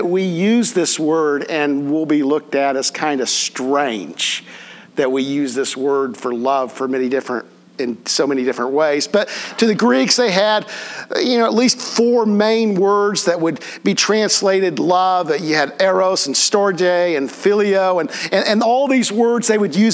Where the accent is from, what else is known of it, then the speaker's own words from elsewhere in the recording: Connersville, Indiana, United States; We didn't have the Golden Arches in Connersville when I was growing up